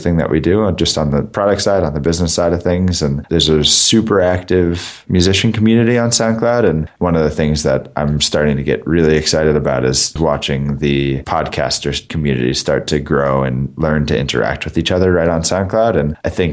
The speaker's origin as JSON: {"language": "English", "town": "Boston", "region": "Massachusetts", "country": "United States", "tie": "born or raised there", "also_born_or_lived": "Singapore", "moved": "as an adult", "lives_now": "San Francisco, United States", "said": "I grew up in Boston and went to school in Boston. So I spent, the first 22 years of my life in the Boston area"}